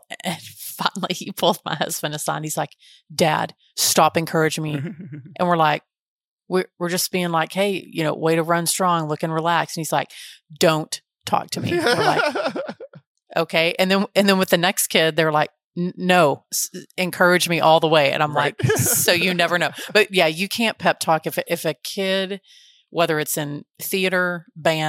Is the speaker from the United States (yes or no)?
yes; Texas Panhandle, United States; I'm from the Panhandle. That's why I have an accent.